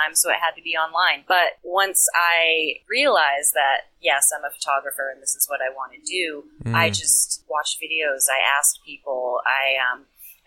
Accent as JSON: {"language": "English", "region": "Central Maine", "country": "United States", "said": "I'm from Central Maine"}